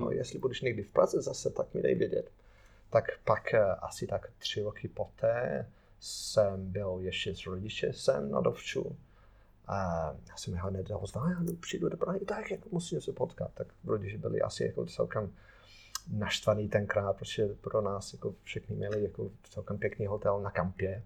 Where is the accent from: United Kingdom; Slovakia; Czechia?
United Kingdom; Ruddington, East Midlands; Czech is a second language; moved away; also born or lived in Wolverhampton; Já jsem jako z Nottinghamu, a jsem respektive jsem z, z vesnici, který se jmenuje Ruddington